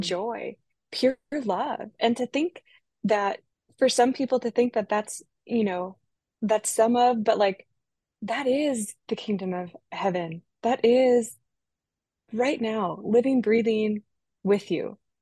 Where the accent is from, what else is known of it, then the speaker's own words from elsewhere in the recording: Minnesota, United States; moved away as an adult; also born or lived in Pacific Northwest; I grew up in Minnesota